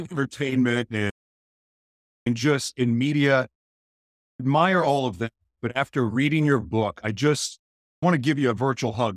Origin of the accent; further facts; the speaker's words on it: Oklahoma, United States; moved away; also born or lived in Los Angeles, California; I was born in Oklahoma